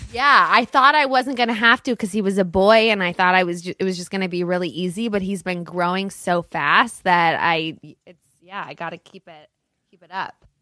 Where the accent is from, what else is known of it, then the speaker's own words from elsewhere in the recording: Los Angeles, California, United States; also born or lived in Studio City, Los Angeles; I grew up in Brentwood.